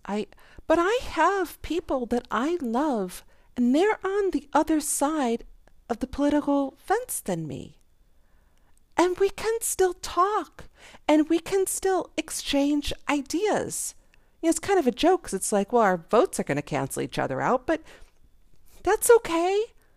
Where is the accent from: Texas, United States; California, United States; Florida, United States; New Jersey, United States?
Florida, United States; Jacksonville; I'm a nobody from Jacksonville.